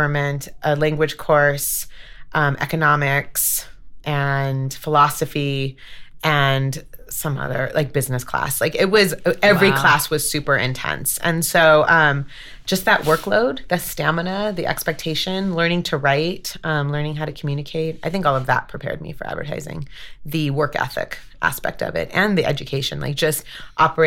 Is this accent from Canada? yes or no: no; Los Angeles, California, United States; moved away as an adult; also born or lived in Washington, D.C.; now in Denver, United States; So I grew up in Los Angeles, and big Italian-Mexican family